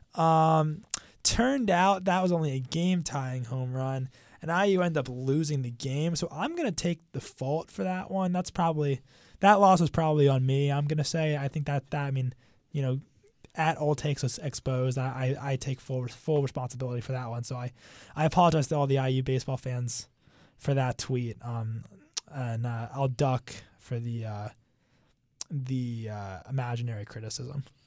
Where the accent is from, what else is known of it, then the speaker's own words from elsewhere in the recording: Bethesda, Maryland, United States; my hometown of, uh, Bethesda, Maryland